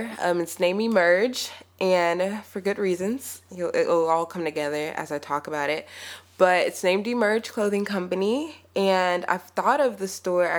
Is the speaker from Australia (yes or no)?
no; Houston, Texas, United States; I'm from Houston